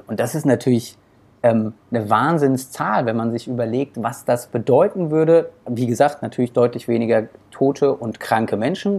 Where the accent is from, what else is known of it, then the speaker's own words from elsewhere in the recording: Germany; bei uns in Deutschland